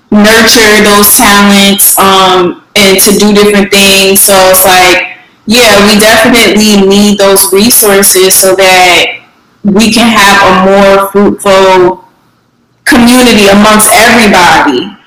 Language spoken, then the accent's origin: English; New Haven, Connecticut, United States; moved away; back home, you know, in Connecticut, like um, I'm from New Haven